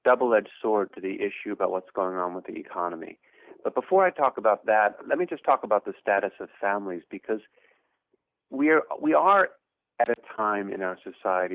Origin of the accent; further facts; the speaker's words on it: Pennsylvania, United States; moved away as an adult; now in Providence, United States; I grew up in Pennsylvania